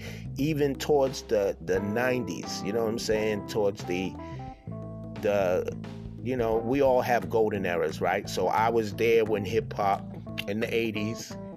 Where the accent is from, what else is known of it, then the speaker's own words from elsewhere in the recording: Boston, Massachusetts, United States; I'm born and raised here in Boston